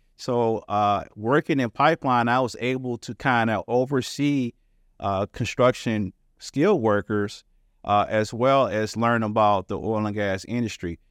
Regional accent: Detroit, Michigan, United States; I'm from the Detroit area, uh, the Motor City

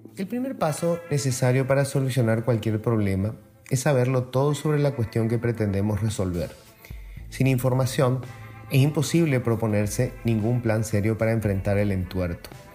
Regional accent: Paraguay; Somos todos los paraguayos o paraguayas

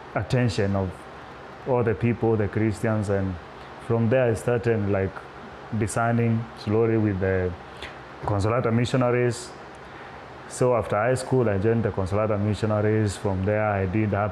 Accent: eastern Kenya, Kenya; moved away as an adult; I come from Kenya, the eastern part of Kenya. I grew up in a rural place, far from the cities

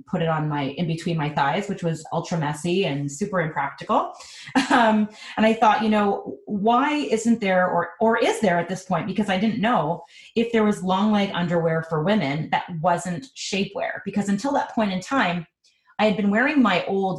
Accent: Montreal, Quebec, Canada; now in Toronto, Canada; I am originally from Montreal, and I've actually been living in Toronto for the last 15 years

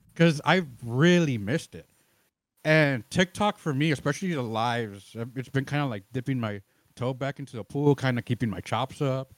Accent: Chicago, Illinois, United States; now in Austin, United States; I'm originally from Chicago

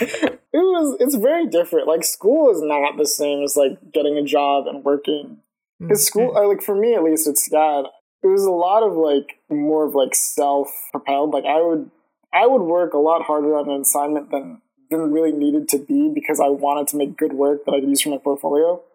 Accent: Lawrenceville, Georgia, United States; also born or lived in Atlanta; I've been in Georgia my whole life. Like I was, I'm from Lawrenceville, Georgia, which is like a suburb, like half an hour away from Atlanta

